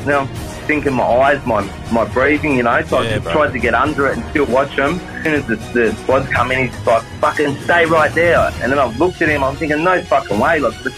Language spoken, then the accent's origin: English; Sydney, New South Wales, Australia; I grew up in, I was born in Villawood in Sydney's West. I moved to Guildford, went to primary school in Guildford, high school in Maryland, Pendle Hill, Canley Vale.